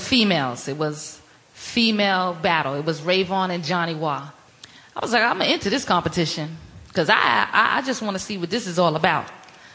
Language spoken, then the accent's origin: English; New York City, New York, United States; I grew up in the largest housing project in the world, which is Queensbridge Public Housing